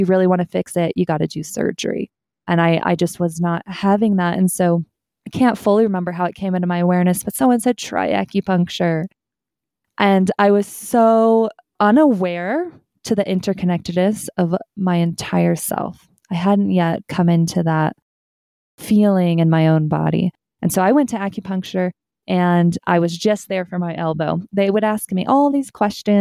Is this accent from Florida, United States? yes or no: no; Kansas, United States; moved away as an adult; now in Colorado, United States; I grew up in Central America, not the US, so in Kansas. And so Midwest